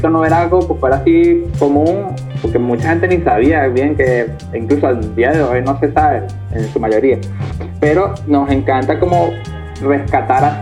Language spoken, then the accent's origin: Spanish; Caracas, Capital District, Venezuela; de restaurar como esa identidad con respecto a lo que somos de Venezuela, somos de Caracas